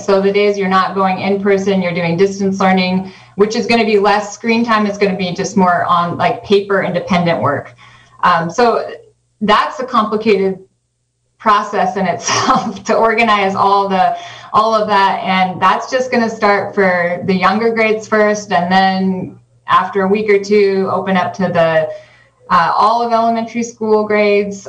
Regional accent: Northern California, United States; also born or lived in Arizona; now in Mendocino County, United States; we are both from Northern California

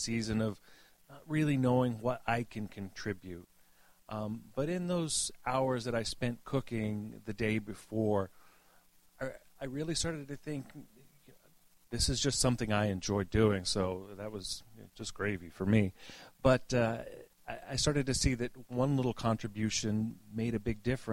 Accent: the South, United States; moved away; what I was raised with in the South

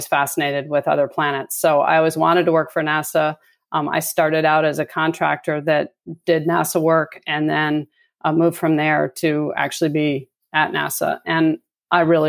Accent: Ann Arbor, Michigan, United States; moved away as an adult; also born or lived in California; I grew up in Ann Arbor, which is the hometown for University of Michigan

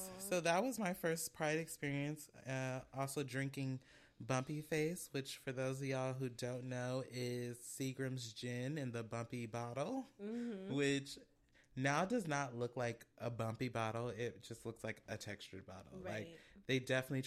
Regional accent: Oakland, California, United States; now in San Diego, United States; I grew up in West Oakland in the Bay

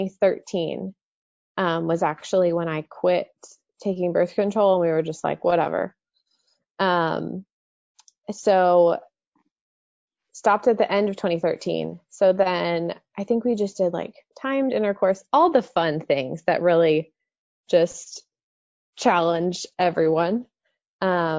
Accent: Dallas, Texas, United States; I grew up in the Dallas-Fort Worth area my whole life

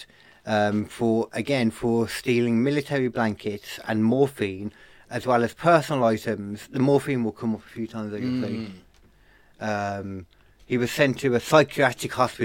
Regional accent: England, United Kingdom; I was born in England

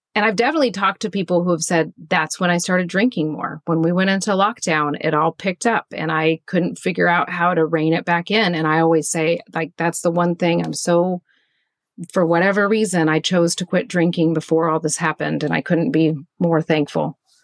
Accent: Kansas, United States; moved away as an adult; now in Pacific Northwest, United States; I grew up in Kansas, which is right in the middle of the United States, and in a very boring small town.

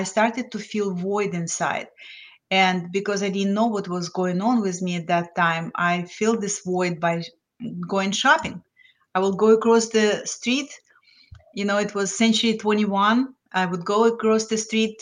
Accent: Lithuania; English is a second language; moved away as an adult; also born or lived in New Jersey, United States / South of France; now in Florida, United States; I came to the United States as an immigrant from Lithuania. So I was well-educated, had master's degree in physics, but I didn't speak English

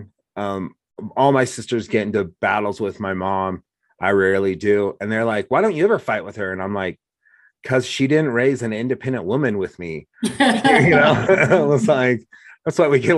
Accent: Oregon, United States; now in Laramie, United States; all my time growing up in Oregon

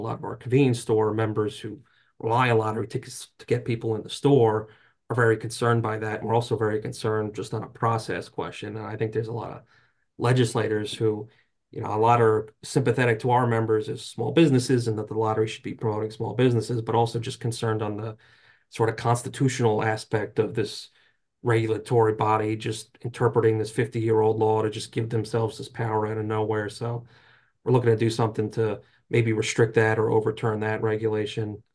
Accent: New Jersey, United States; I grew up in North Jersey, so until Uh, I was, like, twenty years old

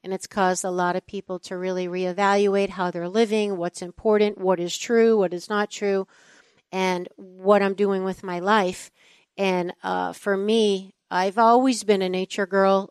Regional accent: East Coast, United States; I'm from the East Coast

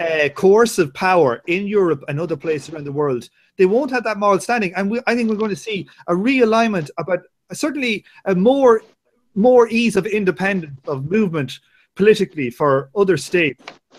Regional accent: Ireland; I'm Irish

